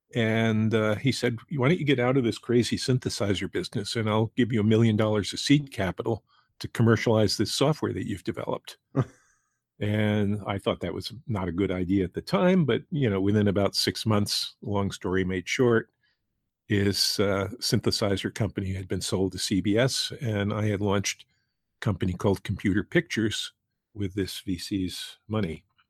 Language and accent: English; New Rochelle, New York, United States; I grew up in New Rochelle, which is a suburb of New York, right outside New York